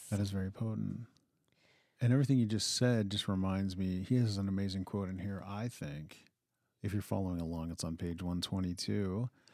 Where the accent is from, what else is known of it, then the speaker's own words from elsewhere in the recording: Western Pennsylvania, United States; now in Montana, United States; I grew up in Western Pennsylvania